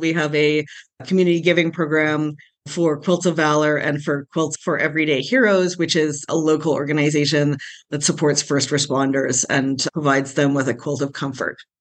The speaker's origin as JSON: {"language": "English", "town": "Calgary", "region": "Alberta", "country": "Canada", "tie": "born or raised there", "also_born_or_lived": "Cayman Islands", "said": "I was born and raised in Calgary"}